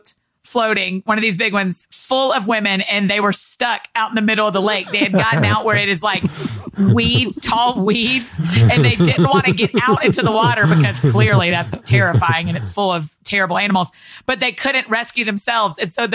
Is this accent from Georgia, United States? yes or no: yes; Georgia, United States; maybe this is a growing up in Georgia problem.